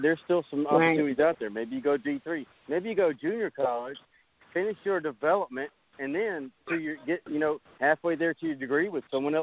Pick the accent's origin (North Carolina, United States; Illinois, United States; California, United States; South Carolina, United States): South Carolina, United States; Walterboro; when I grew up there in Walterboro.